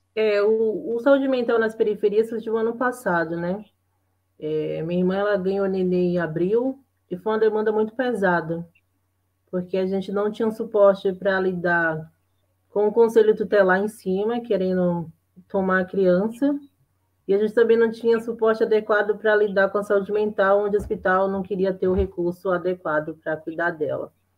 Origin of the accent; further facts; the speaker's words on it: Bahia, Brazil; moved away as an adult; now in São Paulo, Brazil; sou natural da Bahia, né? moro aqui há sete anos em São Paulo